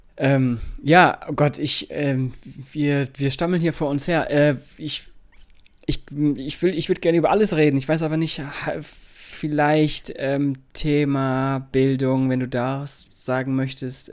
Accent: Lower Saxony, Germany; bei uns in Niedersachsen

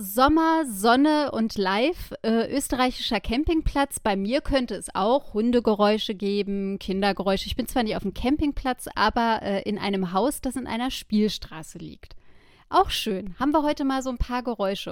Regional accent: Germany; ich bin Deutsche.

